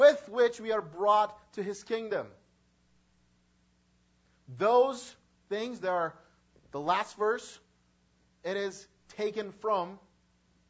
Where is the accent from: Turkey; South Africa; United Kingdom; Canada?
Turkey; moved away; I am from Turkey, and I believe in Christ.